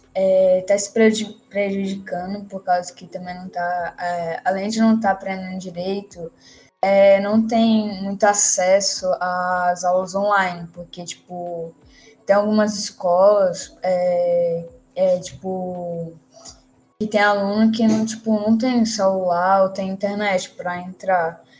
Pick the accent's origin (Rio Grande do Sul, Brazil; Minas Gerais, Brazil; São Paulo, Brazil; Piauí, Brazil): Piauí, Brazil; Teresina; sou aqui da cidade de Teresina